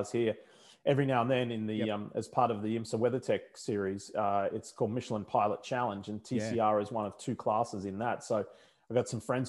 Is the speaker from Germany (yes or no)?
no; Australia; accent: Australian; moved away; I haven't lost my Australian accent after all these years